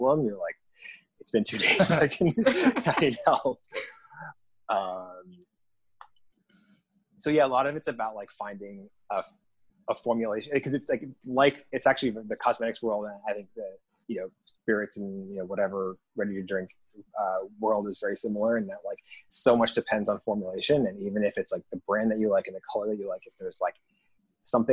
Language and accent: English; Connecticut, United States; moved away as an adult; also born or lived in Manhattan, New York; now in New York City, United States; I was born in Manhattan, so there's that. And I grew up in Connecticut, but I've been quote back since 2001